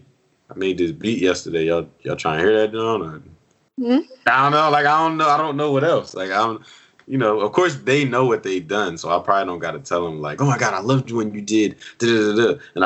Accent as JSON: {"language": "English", "town": "Philadelphia", "region": "Pennsylvania", "country": "United States", "said": "I'm from Philly"}